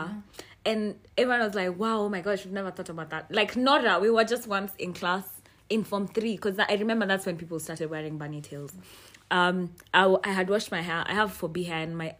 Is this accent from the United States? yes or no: no; Kenya; as a child growing up in Kenya.